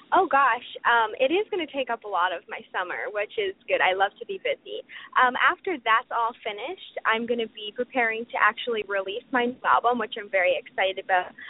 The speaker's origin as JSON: {"language": "English", "country": "Canada", "said": "I'm a Canadian country singer. I'm from Canada, obviously"}